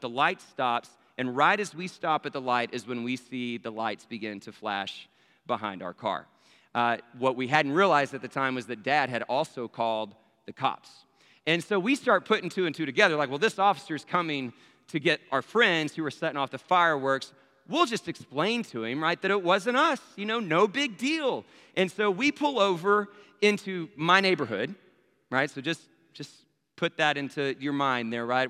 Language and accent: English; Abilene, Texas, United States; Abilene, Texas, my hometown